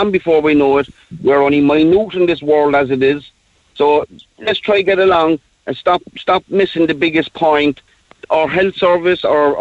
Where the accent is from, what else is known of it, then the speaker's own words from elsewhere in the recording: Ireland; as Irish people